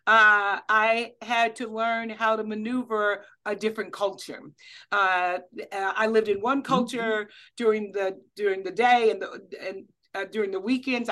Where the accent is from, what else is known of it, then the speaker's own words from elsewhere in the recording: Kansas City, Missouri, United States; I grew up in Kansas City, Missouri